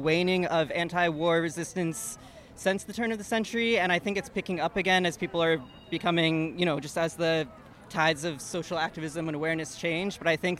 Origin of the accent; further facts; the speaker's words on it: New Mexico, United States; moved away as an adult; now in New York City, United States; I'm from New Mexico. I'm going to school here now in New York City, but as somebody who lives in New Mexico, in the shadow of Los Alamos National Laboratory